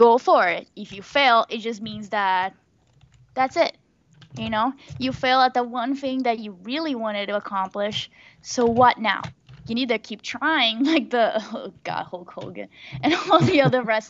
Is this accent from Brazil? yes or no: yes; Brazil; now in United States; I'm from Brazil